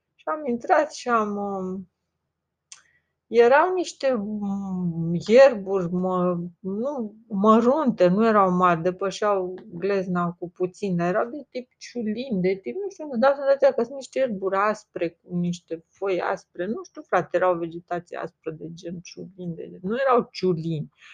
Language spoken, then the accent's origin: Romanian; Romania; accent: Romanian; am accent românesc, românesc pur